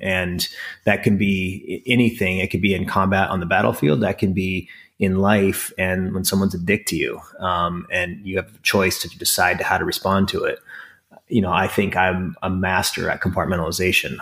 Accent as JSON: {"language": "English", "town": "Crofton", "region": "Nebraska", "country": "United States", "tie": "born or raised there", "moved": "yes", "lives_now": "Bedford, New York, United States", "said": "I was raised in a farm town, um, in northeastern Nebraska called Crofton."}